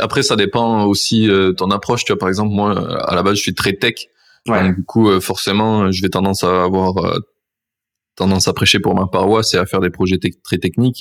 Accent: France; je suis français

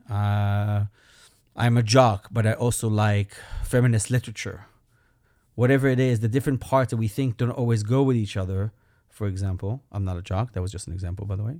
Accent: Belgium; moved away; I am an immigrant. That's my accent. I'm from Belgium

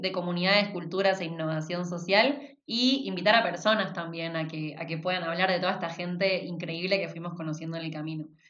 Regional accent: Argentina; yo venía de Argentina, bueno, yo soy de Argentina

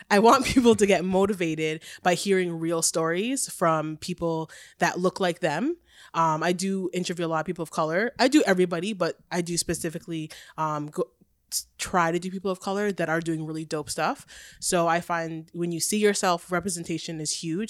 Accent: Oshawa, Ontario, Canada; also born or lived in Fort Lauderdale, Florida, United States; I grew up in the good old Oshawa, Oshawa. Wasn't born there, though. I'm American, dual

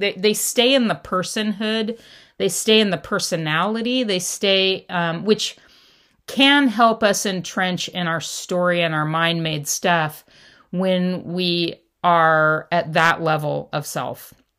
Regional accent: Los Angeles, California, United States; I grew up in Southern California and Los Angeles

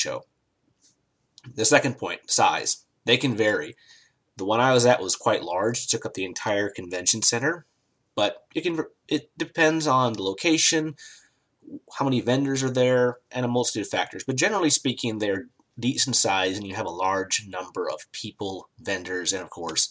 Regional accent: United States; I'm an American

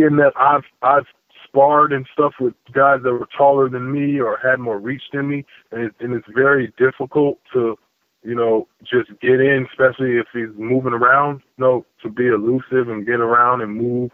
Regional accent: Missouri, United States; I'm from the Show Me State

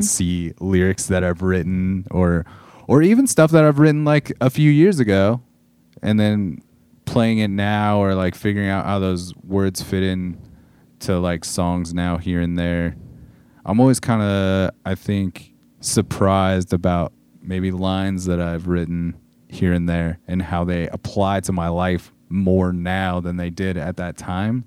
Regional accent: Southern California, United States; growing up in Southern California in the, in the nineties and early two thousands.

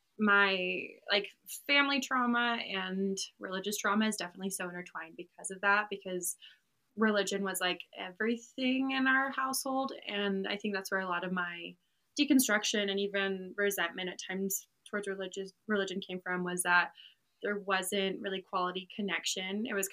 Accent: Maryland, United States; also born or lived in Utah; now in Texas, United States; It's me and I have three sisters, so it was four girls in the family. Grew up with them and my parents in Maryland.

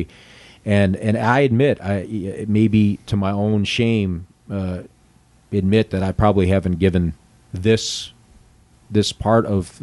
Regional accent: Western New York, United States; I grew up in Western New York

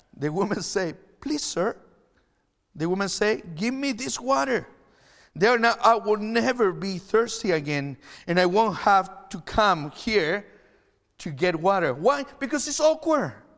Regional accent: Chile; English is a second language; now in Canada; I'm from Chile. If you're watching online, I'm not Canadian. I, that's why I have an accent

